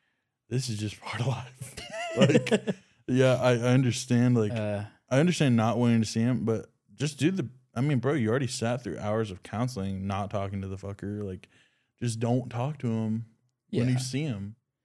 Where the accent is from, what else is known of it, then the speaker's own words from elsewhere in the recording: the South, United States; we're from the South